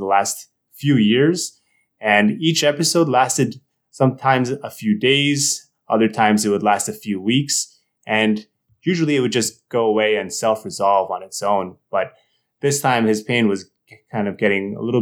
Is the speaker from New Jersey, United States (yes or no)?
yes; New Jersey, United States; moved away as an adult; also born or lived in Boston, United States; now in New Haven, United States; I'm from New Jersey.